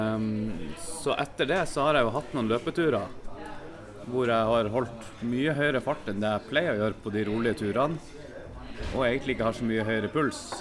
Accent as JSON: {"language": "Norwegian", "town": "Bodø", "region": "Nordland", "country": "Norway", "moved": "yes", "lives_now": "Kristiansand, Norway", "said": "Jeg er fra Bodø."}